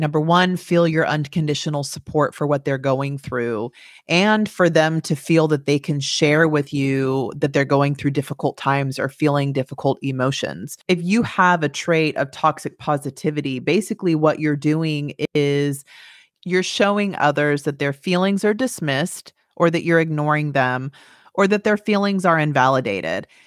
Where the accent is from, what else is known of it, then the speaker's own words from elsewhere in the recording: Turlock, California, United States; moved away; I'm from Turlock